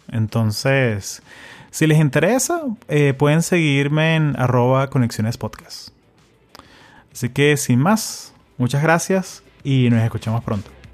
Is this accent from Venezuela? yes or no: yes; Venezuela; now in United States; yo, soy venezolano, pero también soy americano, o sea, tengo 20 años acá